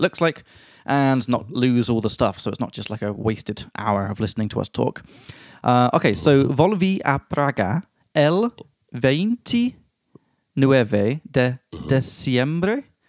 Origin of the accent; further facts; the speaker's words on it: England, United Kingdom; now in Prague, Czech Republic; from England